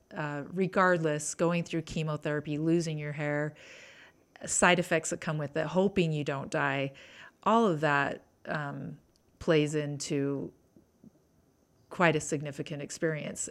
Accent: Bountiful, Utah, United States; I grew up in Davis County, Bountiful

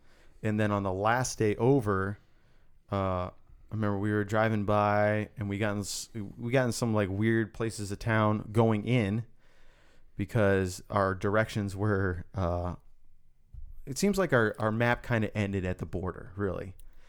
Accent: United States; because I'm classic American

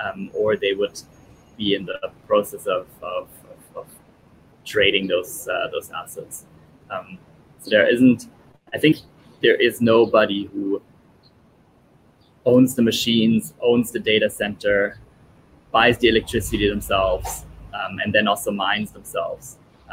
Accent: Italy; born there; I was born in Italy.

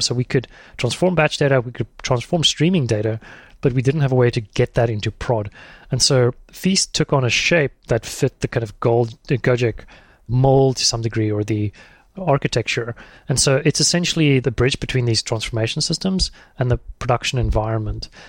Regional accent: South Africa; moved away as an adult; also born or lived in Thailand; I'm South African.

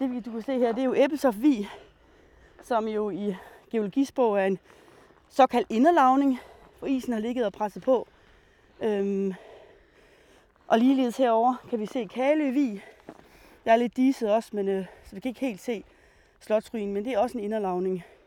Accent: Rønde, Central Denmark Region, Denmark; jeg er opvokset i Nationalparken. Øhm, I den del, der hedder Ronde

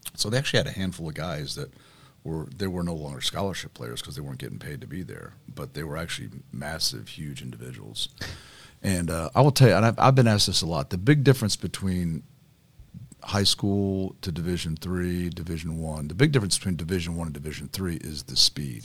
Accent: Carmel, Indiana, United States; also born or lived in Avon, Indiana; I grew up in Carmel, um, went to Carmel High School, graduated from there

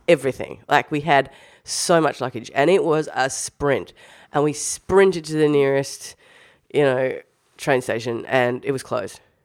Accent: Australia

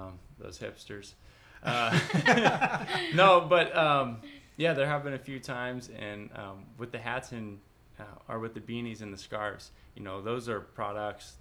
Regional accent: Bloomington, United States; I'm from Bloomington

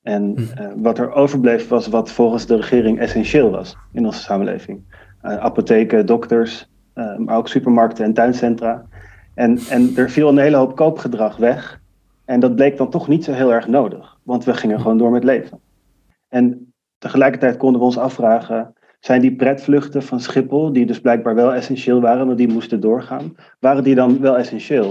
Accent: Amsterdam, North Holland, Netherlands; ik kom uit Amsterdam

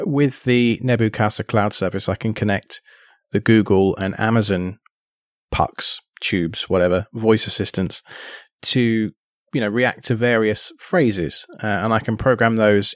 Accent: England, United Kingdom; now in United States; living in the States and being British

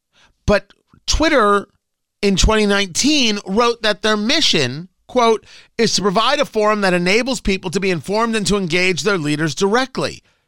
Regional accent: China; English is a second language; maybe because I am from China, I deeply understand how censorship can destroy the public conversation.

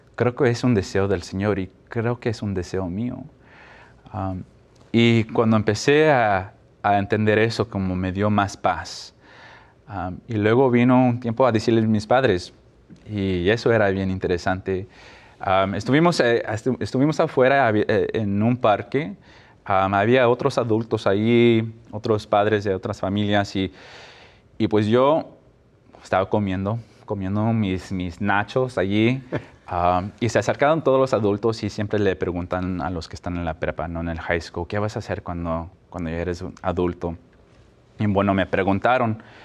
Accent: Mexico; now in Albany, United States; como latinos, mexicanos, mi familia

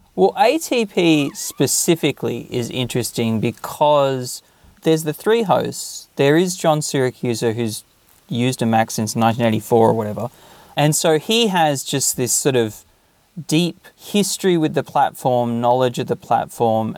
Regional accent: Australia; moved away as an adult; now in Japan; when I was growing up in Australia

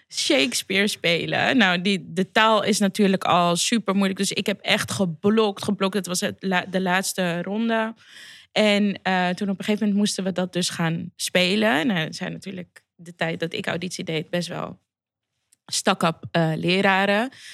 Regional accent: Amsterdam, North Holland, Netherlands; Ik ben gewoon cement uit Amsterdam Zuidoost.

